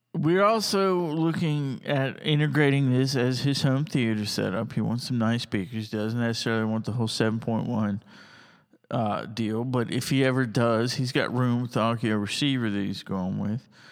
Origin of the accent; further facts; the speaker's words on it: United States; also born or lived in Tuscaloosa County, Alabama; I'm an American and I love America